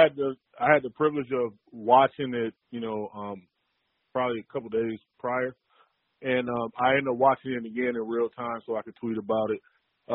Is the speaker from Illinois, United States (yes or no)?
no; Racine, Wisconsin, United States; growing up in Racine, Wisconsin, just north of Chicago.